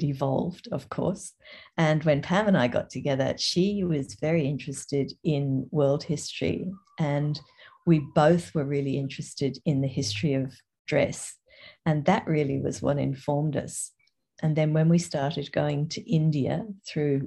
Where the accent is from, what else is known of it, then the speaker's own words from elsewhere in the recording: Toowoomba, Queensland, Australia; also born or lived in England / Brisbane / Paris / Sydney; I was born in England and we were 10-pound poms. I came to Australia when I was six and have lived here almost ever since. Grew up in Toowoomba